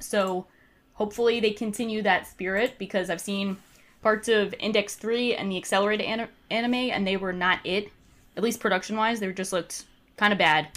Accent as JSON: {"language": "English", "region": "New Jersey", "country": "United States", "said": "resident of New Jersey"}